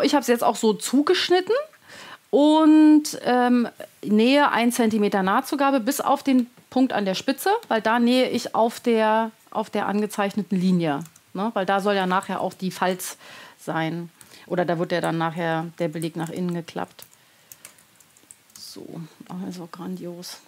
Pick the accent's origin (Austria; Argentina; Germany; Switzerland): Germany; Berlin; now in near Frankfurt, Germany; ich wohne in der Nähe von Frankfurt. Genau, bin aber geborene Berlinerin.